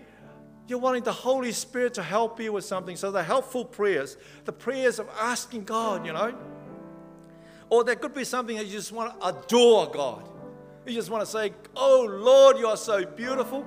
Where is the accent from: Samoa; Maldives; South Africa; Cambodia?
Samoa; moved away; also born or lived in Whangarei, New Zealand; I come from Samoa